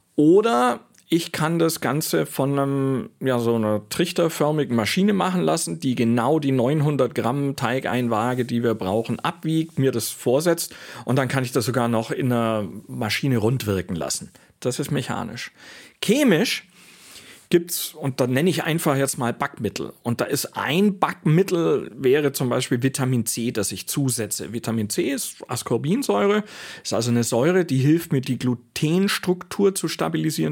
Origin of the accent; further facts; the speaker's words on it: Augsburg, Bavaria, Germany; moved away; also born or lived in Switzerland; in Augsburg, in meiner Heimatstadt